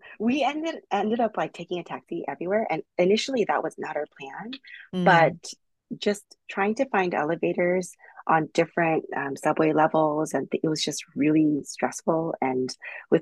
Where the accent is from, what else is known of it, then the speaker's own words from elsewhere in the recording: United States; I'm from America